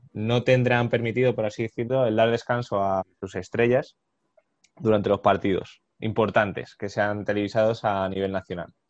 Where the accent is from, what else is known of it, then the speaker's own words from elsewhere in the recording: Madrid, Community of Madrid, Spain; nosotros somos de Madrid